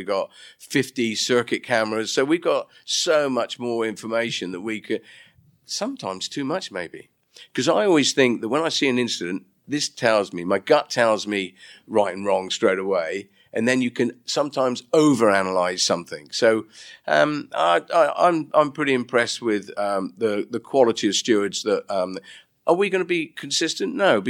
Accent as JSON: {"language": "English", "country": "United Kingdom", "said": "Well, I'm very British, as you know"}